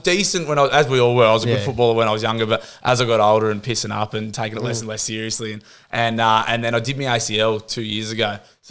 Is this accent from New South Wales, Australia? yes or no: yes; Mount Hutton, New South Wales, Australia; also born or lived in Warners Bay; Since I grew up in Mount Hutton. So it was sort of Warners Bay and then Mount Hutton when I was younger